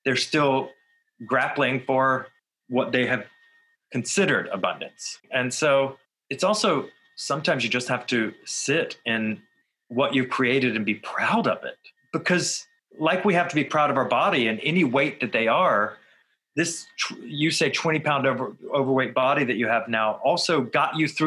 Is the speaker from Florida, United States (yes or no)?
yes; Florida, United States; I grew up in Florida